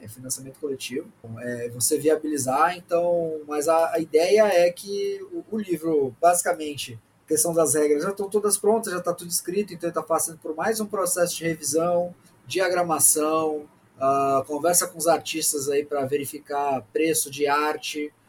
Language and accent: Portuguese; Brazil; Sou brasileiro médio